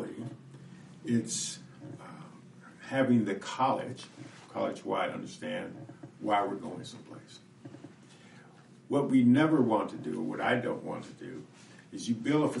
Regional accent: Chicago, Illinois, United States; also born or lived in Los Angeles; now in Madison, United States; Growing up in Chicago

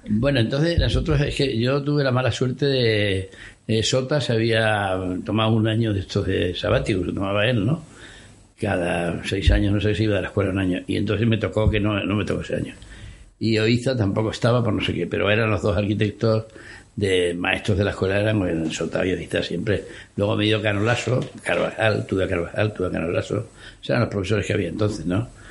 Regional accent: Extremadura, Spain; moved away; also born or lived in Madrid; yo soy extremeño y entonces, pues, aunque vivía en Madrid, pues iba mucho para allí

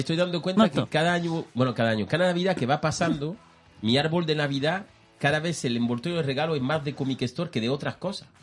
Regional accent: France; Spanish is a second language; moved away; yo siendo francés

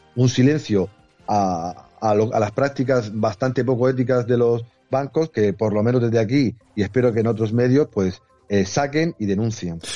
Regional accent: Region of Murcia, Spain; Murcia, mi tierra

